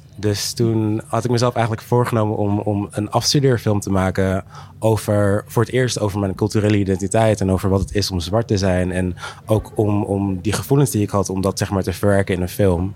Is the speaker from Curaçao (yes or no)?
yes; Curaçao; moved away; ik ben ook teruggegaan naar Curaçao, waar ik ben geboren.